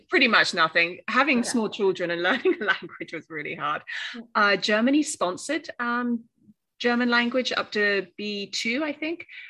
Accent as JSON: {"language": "English", "area": "Cornwall", "region": "South West England", "country": "United Kingdom", "also_born_or_lived": "Australia / New York", "first_language": "English", "moved": "as an adult", "lives_now": "Graz, Austria", "said": "Yeah, I'm from Cornwall. Uh, that's the southwest of England, so surrounded by the sea."}